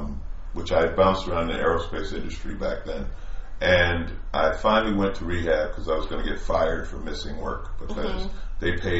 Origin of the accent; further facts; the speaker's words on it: New York, United States; moved away; I was from New York.